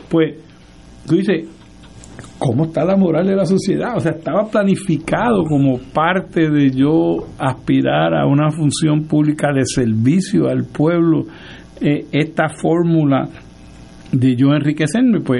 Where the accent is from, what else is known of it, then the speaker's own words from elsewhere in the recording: Puerto Rico; me sorprende y perturba como puertorriqueño